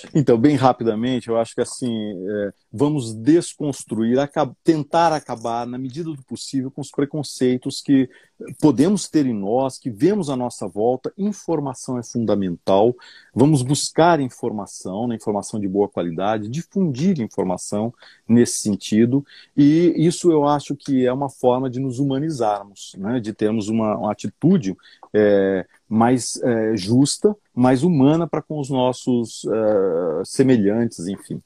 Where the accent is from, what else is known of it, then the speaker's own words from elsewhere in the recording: São José do Rio Preto, São Paulo, Brazil; Nasci lá em São José do Rio ah, Preto. Olha que legal, sou, sou de São José do Rio ah, Preto